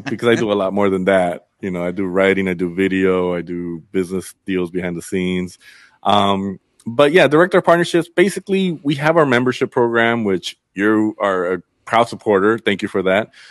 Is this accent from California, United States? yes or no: yes; Inglewood, California, United States; also born or lived in Culver City, California / Zacatecas, Mexico (family origin) / Berkeley, California; I grew up in Inglewood and Culver City back and forth